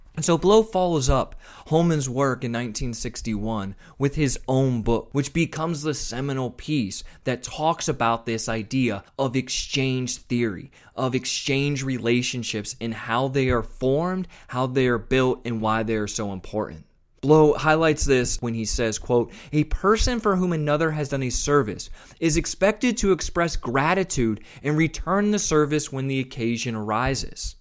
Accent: Westerville, Ohio, United States; I grew up just outside of Columbus, Ohio, in a town called Westerville, Ohio

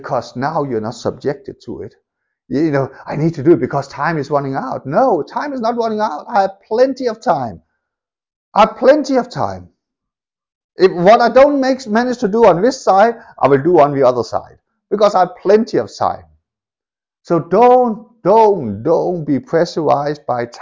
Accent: Denmark; moved away; I grew up in Denmark

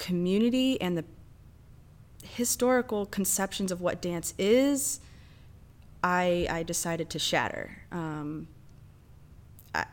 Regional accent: Ohio, United States; moved away as an adult; now in St. Louis, United States; I'm originally from Ohio

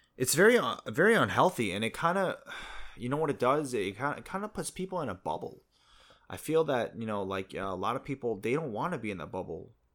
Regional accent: New Jersey, United States; moved away as an adult; now in South Korea; I'm from America, too. I'm from Jersey

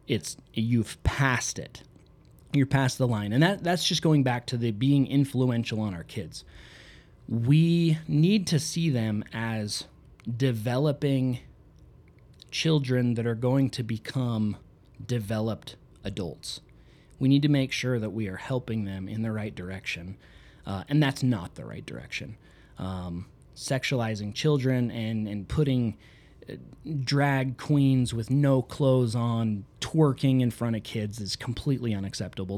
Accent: Southeast Idaho, United States; I'm from Southeast Idaho, where I grew up in a city of 3,000 people.

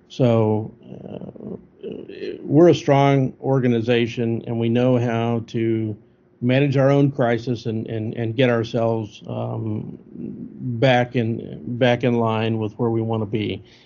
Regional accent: Missouri, United States; moved away as an adult; also born or lived in Anderson Township, Ohio / Castle Rock, Colorado; I originally went just 120 miles down the road to a department that was next to my hometown

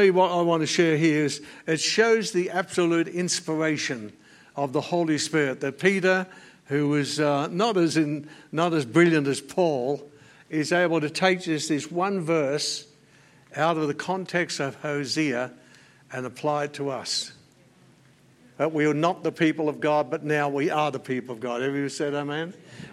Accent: Australia; I'm an Australian by natural birth

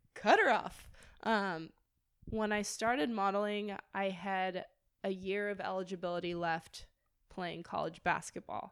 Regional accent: Manhattan Beach, California, United States; I grew up in Manhattan Beach

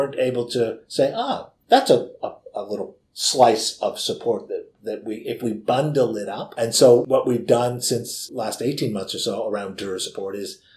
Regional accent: Canada; moved away as an adult; now in Victoria, Australia; my home country of Canada

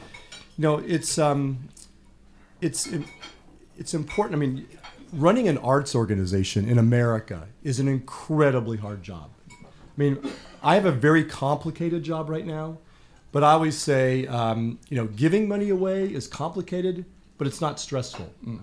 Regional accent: San Diego, California, United States; moved away; I grew up in San Diego

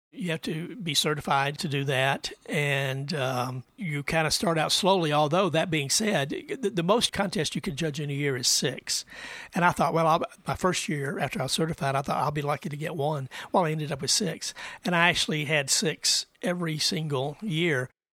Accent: Andrews, Texas, United States; I grew up in West Texas uh, in a little town of Andrews

